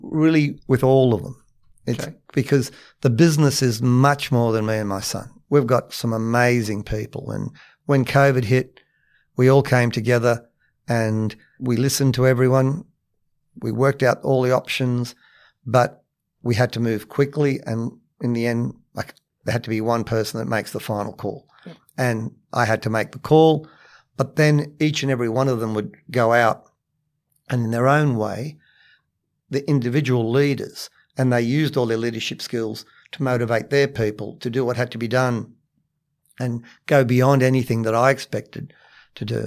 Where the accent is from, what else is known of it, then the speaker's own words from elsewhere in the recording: Cabramatta, New South Wales, Australia; also born or lived in Matraville; I grew up in Cabramatta